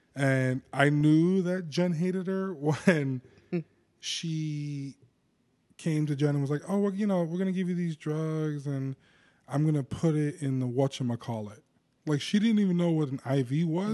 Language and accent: English; New Jersey, United States; I'm a kid from New Jersey